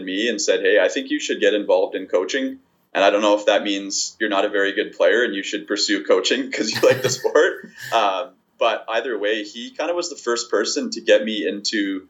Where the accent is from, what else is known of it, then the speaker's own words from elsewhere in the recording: Winnipeg, Manitoba, Canada; I've born and raised in Winnipeg. I've lived here my whole life